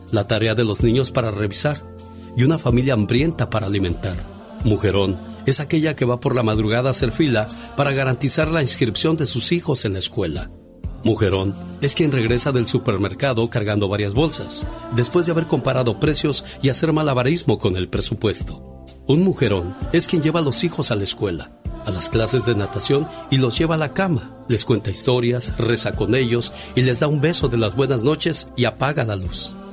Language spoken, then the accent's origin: Spanish; Villa Purificación, Jalisco, Mexico; moved away; porque un día salí de Jalisco, exactamente de Villa Purificación Jalisco. Pero Villa Purificación Jalisco nunca, pero nunca salió de mí.